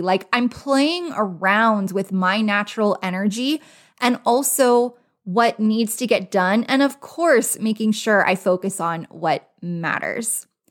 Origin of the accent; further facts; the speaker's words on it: Los Angeles, California, United States; now in Las Vegas, United States; I am originally from Los Angeles